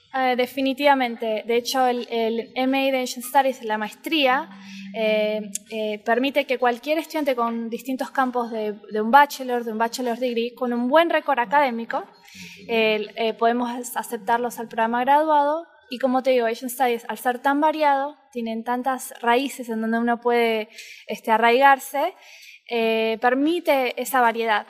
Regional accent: Buenos Aires, Argentina; accent: rioplatense; moved away as an adult; now in Miami, United States; Soy de Buenos Aires, soy porteña, como decimos los argentinos

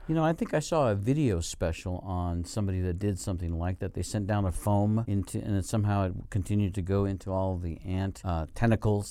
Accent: Colorado, United States; moved away as an adult; also born or lived in Arizona / northern Nevada; now in Nevada, United States; When I lived in Colorado, which is my home state

